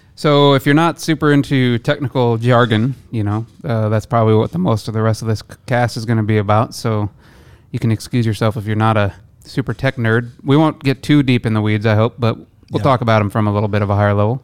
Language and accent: English; Midwest, United States; moved away; I'm from the Midwest originally